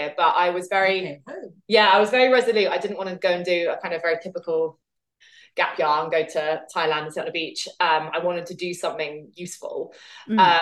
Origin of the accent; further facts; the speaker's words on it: London, United Kingdom; I grew up in Southwest London